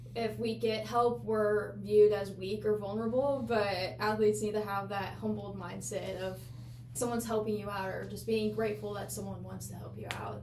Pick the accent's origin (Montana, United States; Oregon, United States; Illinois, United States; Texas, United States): Illinois, United States; I'm from Illinois